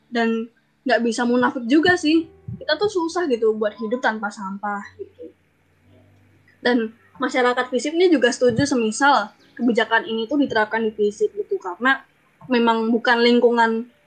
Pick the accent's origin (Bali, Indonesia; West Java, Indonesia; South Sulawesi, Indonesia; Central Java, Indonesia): Central Java, Indonesia; Surakarta; uh, aku dari Solo halo gitu